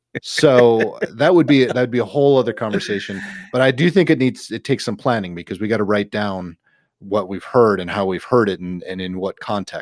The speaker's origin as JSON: {"language": "English", "region": "the North in the Midwest", "country": "United States", "tie": "born or raised there", "also_born_or_lived": "the South (US)", "moved": "yes", "lives_now": "Southern US", "said": "I grew up in the North in the Midwest."}